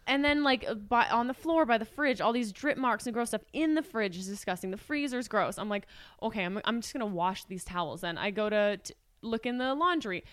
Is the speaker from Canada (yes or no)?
yes; Canada; We're Canadian citizens.